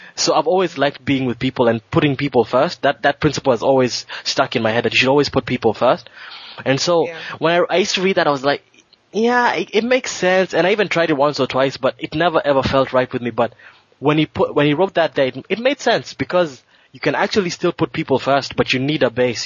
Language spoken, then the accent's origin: English; Kenya; moved away; I grew up I grew up a Christian in Kenya